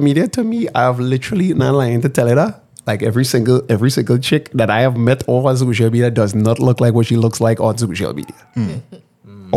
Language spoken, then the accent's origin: English; Trinidad & Tobago; we're an island, multicultural